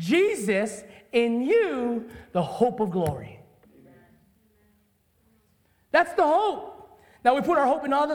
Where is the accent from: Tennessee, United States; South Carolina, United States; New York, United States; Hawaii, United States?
Hawaii, United States; I'm a Hawaiian boy.